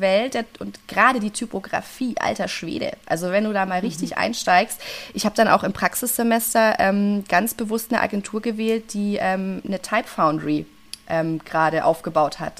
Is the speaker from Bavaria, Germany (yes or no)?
yes; Franconia, Bavaria, Germany; ich bin eine Fränkin durch und durch, ich bleibe